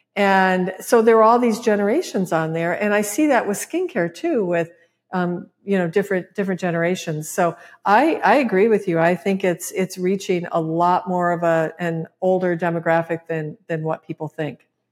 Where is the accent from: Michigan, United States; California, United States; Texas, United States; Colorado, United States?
Michigan, United States; moved away; my home state, Michigan